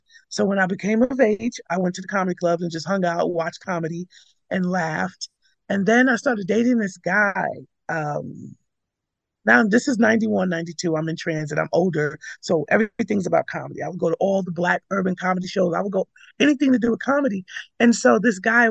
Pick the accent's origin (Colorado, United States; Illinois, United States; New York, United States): New York, United States; New York City; also born or lived in Connecticut / Coney Island; I was born in Brooklyn